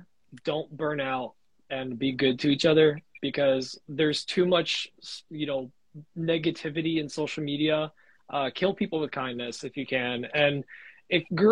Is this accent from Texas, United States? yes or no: no; New Jersey, United States; moved away; I'm from Jersey